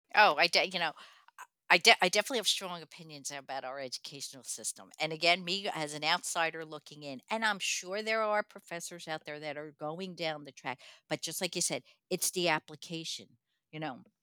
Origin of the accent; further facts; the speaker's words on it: Newark, New Jersey, United States; I was born into projects in Newark, New Jersey